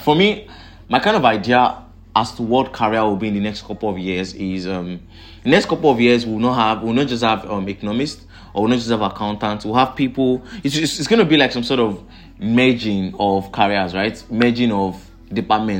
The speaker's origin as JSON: {"language": "English", "country": "Nigeria", "said": "I'm from Nigeria"}